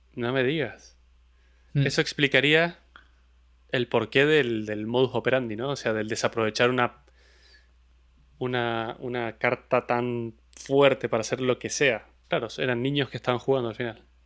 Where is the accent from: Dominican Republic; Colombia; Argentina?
Argentina; Mendoza; de donde soy yo, de Mendoza, en Argentina